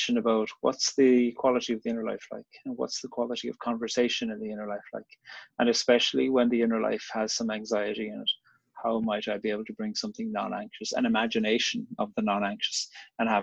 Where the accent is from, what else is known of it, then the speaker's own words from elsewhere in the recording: Cork, Munster, Ireland; I grew up in Cork on the very south coast of Ireland